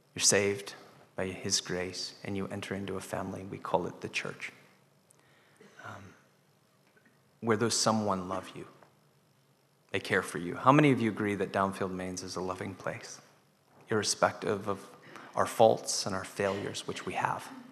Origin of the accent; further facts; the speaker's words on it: United States; now in Dundee, United Kingdom; I'm an American in Dundee